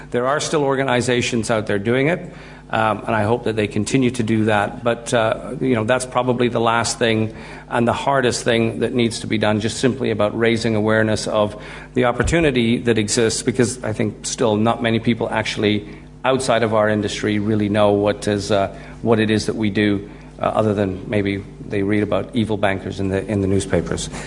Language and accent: English; Guyana; when my dad calls, I drop into this Guyanese way of speaking because I'm originally from Guyana.